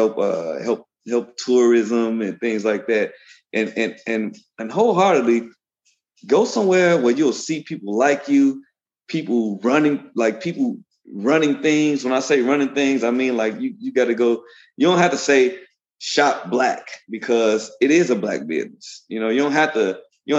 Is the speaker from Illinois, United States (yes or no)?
yes; Chicago, Illinois, United States; I'm from the South Side